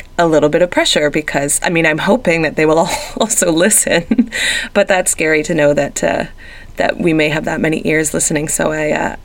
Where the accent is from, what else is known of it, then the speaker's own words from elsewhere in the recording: Toronto, Ontario, Canada; moved away; it's in my hometown